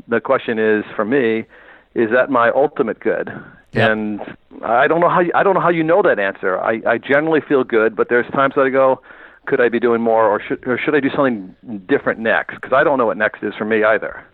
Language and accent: English; Northeast, United States; moved away as an adult; now in California, United States; I'm a guy from the Northeast